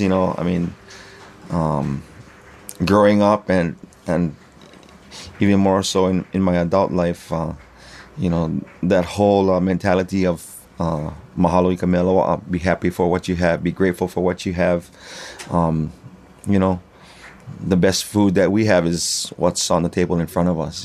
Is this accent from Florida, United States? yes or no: no; Hawaii, United States; I am from Ka'avu, um, yeah, born and raised in Hawaii